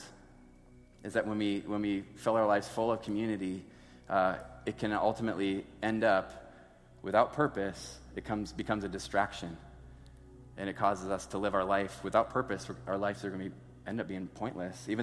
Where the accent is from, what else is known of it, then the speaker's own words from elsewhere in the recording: Sioux Falls, South Dakota, United States; I grew up in Sioux Falls my entire life.